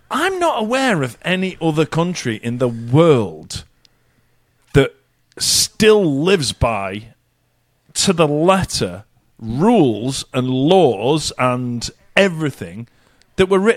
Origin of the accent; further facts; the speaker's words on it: Alabama, United States; Well, I'm from Alabama, so I'll give you a high six.